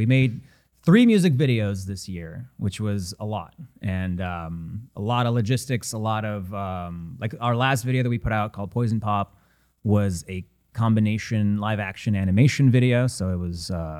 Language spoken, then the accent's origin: English; Ukraine; now in Los Angeles, United States; I was born in Ukraine. My heritage goes back to.